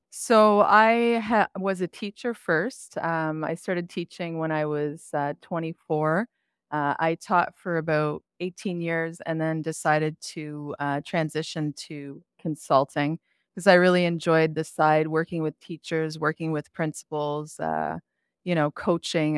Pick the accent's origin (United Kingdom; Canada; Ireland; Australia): Canada; Quebec; now in Ontario, Canada; I grew up in Quebec